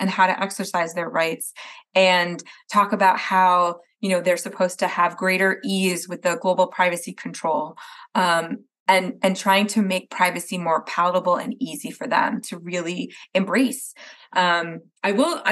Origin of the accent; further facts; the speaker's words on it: New Jersey, United States; moved away; I'm from Jersey originally